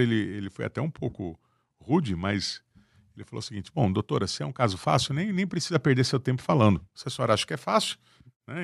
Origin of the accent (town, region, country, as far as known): Brazil